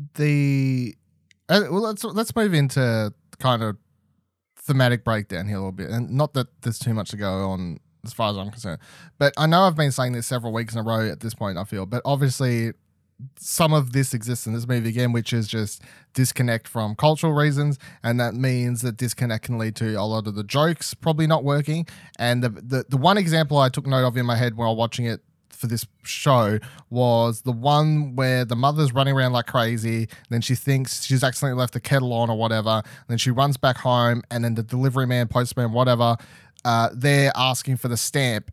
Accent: Australia; us as Australian audiences

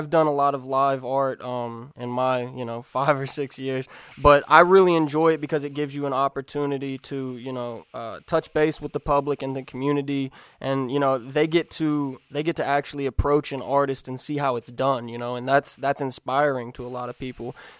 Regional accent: Kentucky, United States; growing up in Kentucky

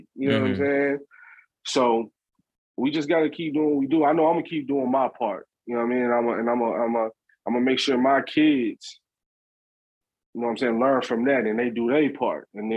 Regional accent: Memphis, Tennessee, United States; I'm from Memphis. I'm from that part of, I'm from South Memphis.

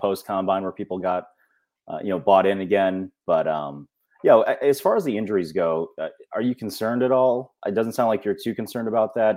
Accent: Western New York, United States; I grew up in Western New York

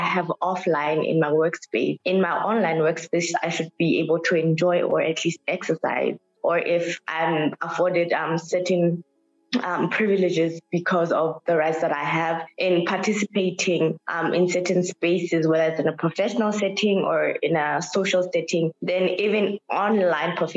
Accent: Mohale's Hoek, Lesotho; now in Pretoria, South Africa; I am from Lesotho in a district called Mohalisuk in the south. So I am Lesotho born and bred, but I'm currently in South African Pretoria.

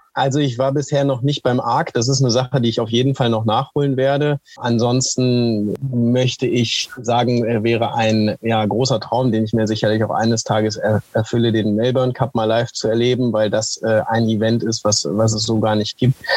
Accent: Langenhagen, Lower Saxony, Germany; also born or lived in near Oschersleben, Saxony-Anhalt; now in Oschersleben, Germany; ich bin am 25.11.1987 geboren in Hannover-Langenhagen in der Paracelsius-Klinik

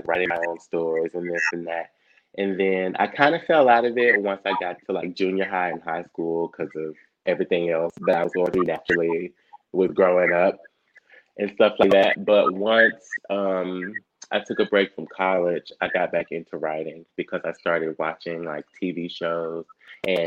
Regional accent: Mississippi, United States; moved away as an adult; also born or lived in Arkansas; now in Seattle, United States; I was born and raised in Mississippi

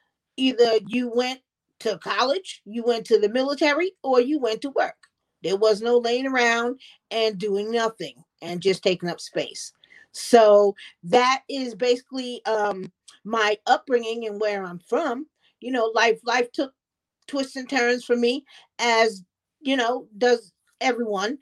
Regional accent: Bellport, New York, United States; born and raised in Suffolk County, town called Belport.

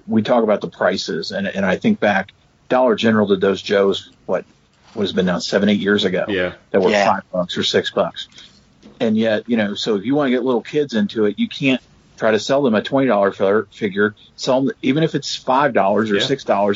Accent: Louisville, Kentucky, United States; I grew up in Louisville.

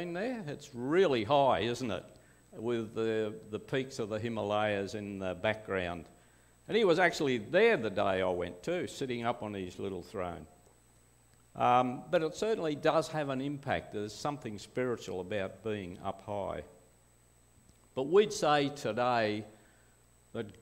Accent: Glenbrook, New South Wales, Australia; also born or lived in Perth; we came to Glenbrook. My father was in the RAF, and he came to the Lapston base in the early 1950s. I'm the last one still in the area. I'm one of six. First three born in Perth, including me.

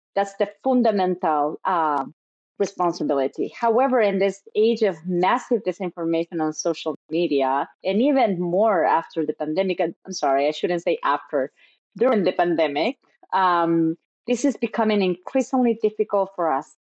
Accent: Chile; in Chile, in my home country

